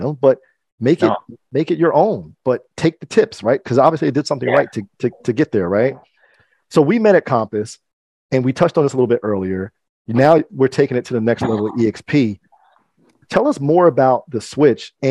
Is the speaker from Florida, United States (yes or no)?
no; Mercer County, New Jersey, United States; I grew up in Mercer County, kind of near the Princeton area